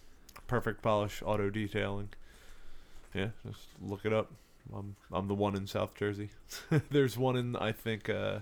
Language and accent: English; Ireland; Yes, but I don't speak with that accent. I'm Irish.